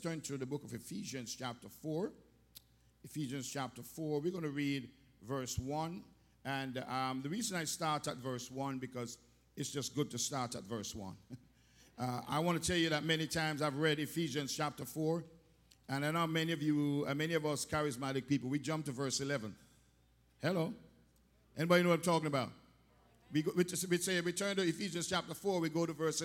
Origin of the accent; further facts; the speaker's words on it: Jamaica; growing up in Jamaica, everything in Jamaica and the Western world was Babylon